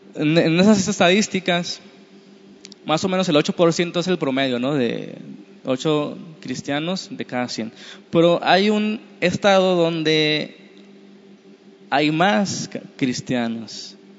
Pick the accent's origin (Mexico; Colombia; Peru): Mexico